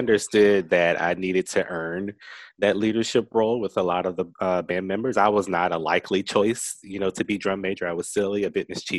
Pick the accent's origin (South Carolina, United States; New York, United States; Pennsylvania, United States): South Carolina, United States; Rock Hill